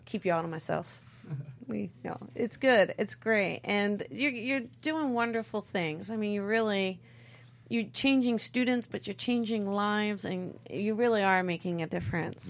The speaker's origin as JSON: {"language": "English", "region": "East Coast", "country": "United States", "said": "I'm from the East Coast"}